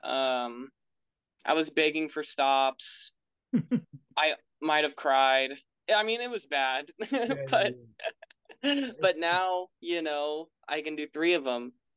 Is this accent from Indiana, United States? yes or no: yes; Bloomington, Indiana, United States; I'm from Bloomington